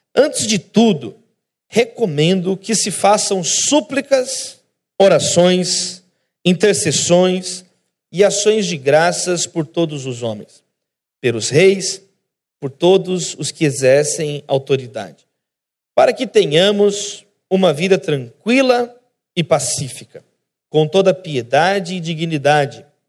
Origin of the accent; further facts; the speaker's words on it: Brazil; Brasileiros somos nós. Eu, nós somos brasileiros